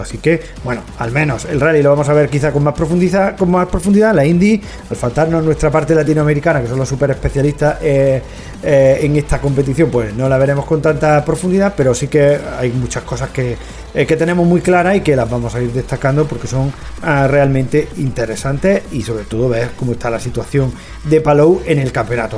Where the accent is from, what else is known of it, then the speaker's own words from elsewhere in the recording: Spain; nuestro país